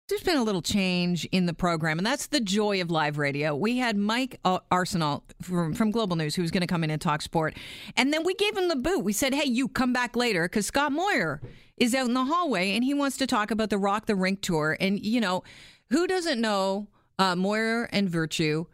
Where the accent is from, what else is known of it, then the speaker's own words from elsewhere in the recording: Canada; as a Canadian